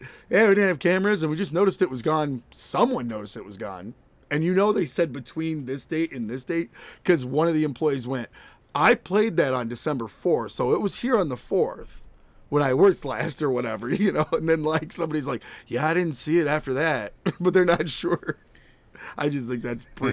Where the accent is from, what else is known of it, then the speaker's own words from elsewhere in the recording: New York, United States; I'm from New York